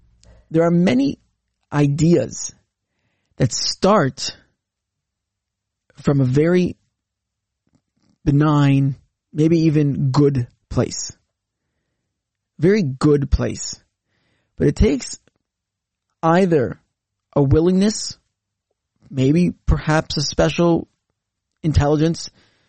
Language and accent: English; Canada; as a Canadian